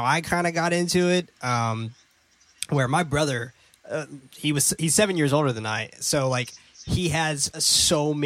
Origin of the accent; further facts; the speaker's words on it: San Francisco, California, United States; growing up in San Francisco